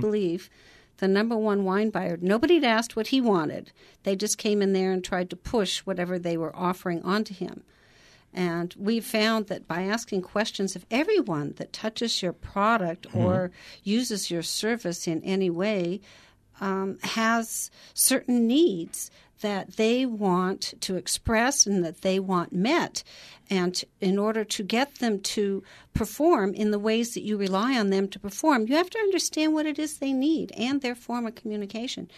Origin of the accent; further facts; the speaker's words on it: Portland, Oregon, United States; I grew up in Portland, Oregon.